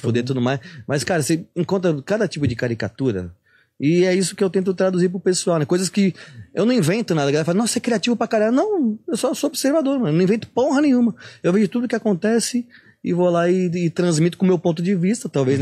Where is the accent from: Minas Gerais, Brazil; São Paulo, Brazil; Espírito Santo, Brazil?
São Paulo, Brazil; Santos; eu sou de Santos